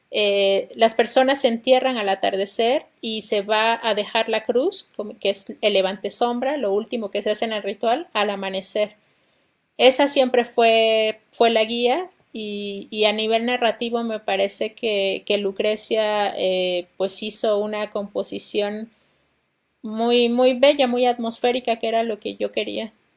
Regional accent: Oaxaca, Mexico; moved away as an adult; also born or lived in Mexico City; yo soy de la ciudad de Oaxaca, nací en Oaxaca

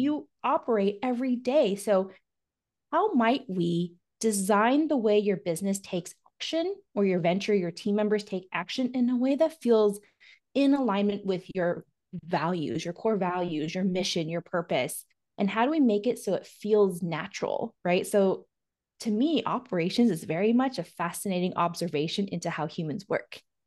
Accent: Oregon, United States; I'm from Oregon

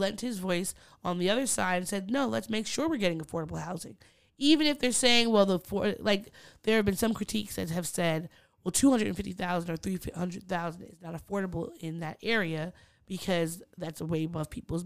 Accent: Long Island, New York, United States; growing up in Long Island

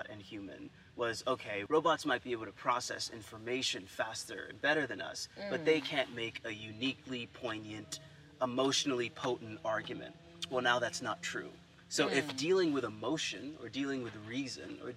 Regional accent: United States; me being American

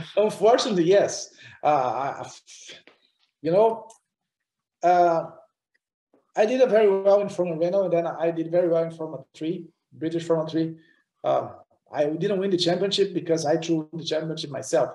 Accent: Curitiba, Paraná, Brazil; English is a second language; moved away; also born or lived in Europe; the local racetrack in Brazil, in my hometown Curitiba

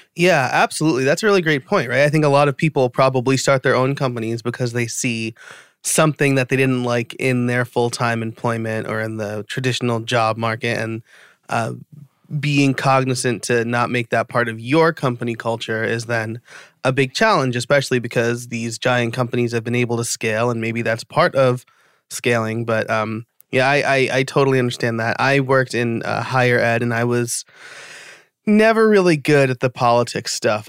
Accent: New York, United States; I was born and raised in New York, so I'm a New York sports fan

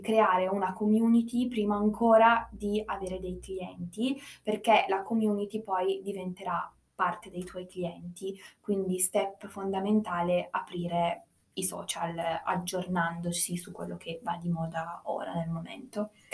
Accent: United States; now in Turin, Italy; io sono nata in America

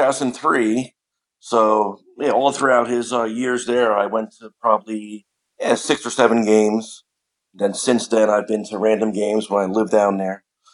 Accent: Hopewell Junction, New York, United States; now in Chicago, United States; Yeah, so I grew up in the Hudson Valley of New York, about 60 miles north of New York City, small town called Hopewell Junction. Which is just south of Poughkeepsie and east of Newburgh, short drive from West Point. So grew up in the Hudson Valley

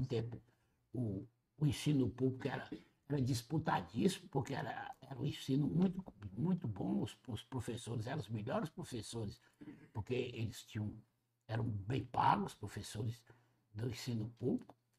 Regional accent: Ceará, Brazil; now in Fortaleza, Brazil; criado com essa vida do sertão, porque apesar de ter vindo pra Fortaleza

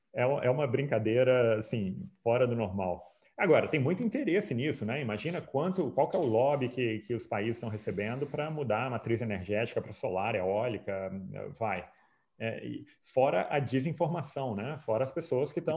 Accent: Brazil; eu sou brasileiro, claro, mas como economista austríaco

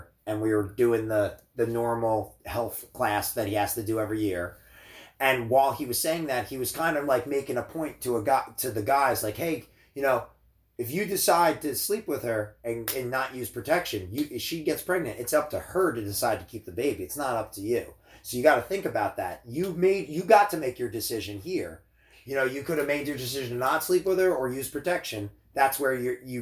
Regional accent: New Jersey, United States; I grew up in New Jersey, so I would consider our state a little more liberal

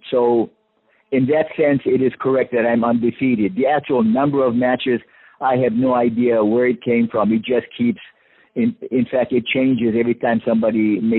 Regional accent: Hawaii, United States; growing up in Hawaii

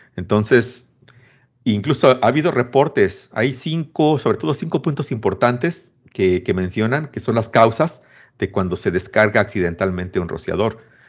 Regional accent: Mexico; soy mexicano

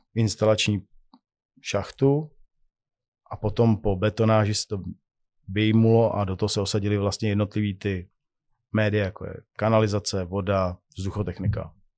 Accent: Czechia; u nás v Čechách

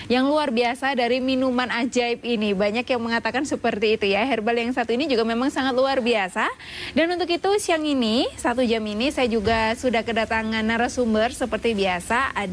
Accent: Bojonegoro, East Java, Indonesia; Dari Baran Bojonegoro.

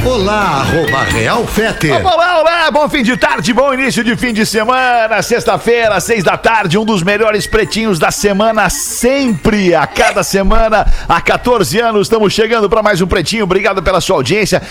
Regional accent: Rio Grande do Sul, Brazil; accent: gaúcho

